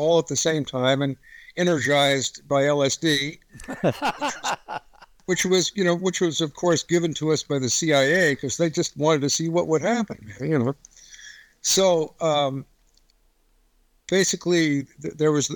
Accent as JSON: {"language": "English", "area": "Marin County", "region": "California", "country": "United States", "tie": "born or raised there", "moved": "yes", "lives_now": "Kentucky, United States", "said": "I'm in Kentucky right now, but I grew up in Marin County, California"}